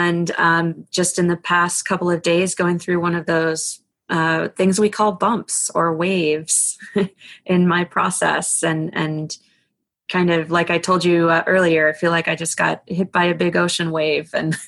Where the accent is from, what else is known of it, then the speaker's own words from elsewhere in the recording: East Coast, United States; I grew up on the East Coast